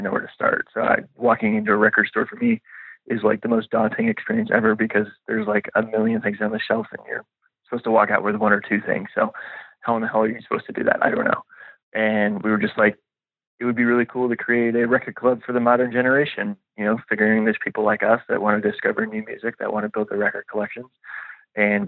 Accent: La Grange, Illinois, United States; moved away as an adult; also born or lived in Nashville; I grew up just outside Chicago in a suburb called LaGrange

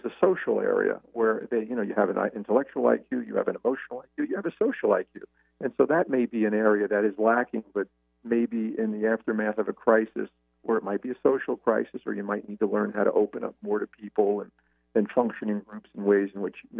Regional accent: United States; as an Italian male, as a male, as an American

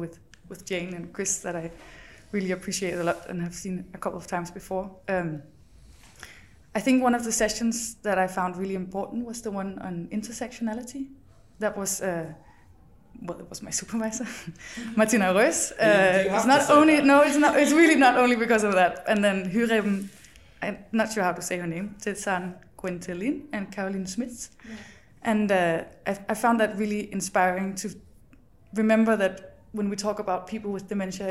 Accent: Denmark; moved away as an adult; now in Witten, Germany; I come from Denmark, and I am doing my PhD in Germany

